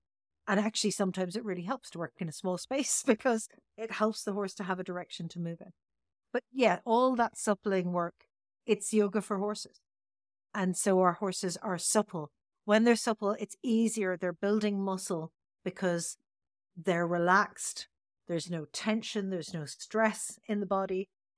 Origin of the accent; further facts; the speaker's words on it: Tipperary, Munster, Ireland; now in Dublin, Ireland; when I moved into Dublin from Tipperary